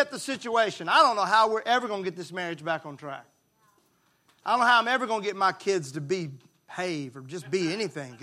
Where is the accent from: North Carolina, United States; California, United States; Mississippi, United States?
Mississippi, United States; I was raised in Mississippi